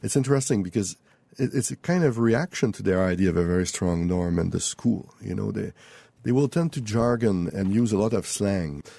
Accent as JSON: {"language": "English", "region": "Quebec", "country": "Canada", "also_born_or_lived": "France", "first_language": "French", "second_language": "English", "said": "my mother tongue is French but my culture is not French from France"}